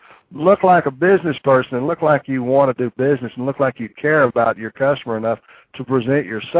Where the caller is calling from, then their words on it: Amarillo, Texas, United States; I'm calling from Amarillo.